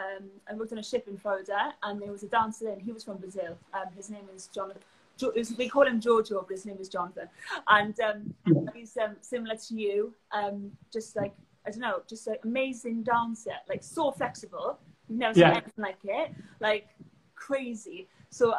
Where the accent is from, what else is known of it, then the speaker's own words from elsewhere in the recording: Rhondda Valleys, Wales, United Kingdom; accent: Welsh; moved away as an adult; now in Cardiff, United Kingdom; From the Rhondda Valleys